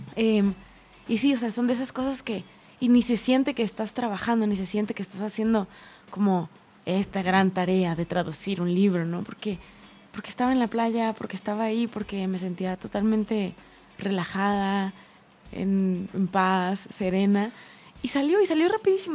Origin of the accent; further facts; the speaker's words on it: Tijuana, Baja California, Mexico; Donde yo crecí en Tijuana, o sea, hay mar.